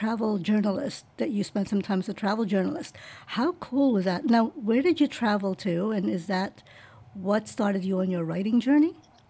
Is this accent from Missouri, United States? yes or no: no; New York, United States; now in Virginia, United States; I'm a New Yorker as well. I'm a transplant from New York to Virginia.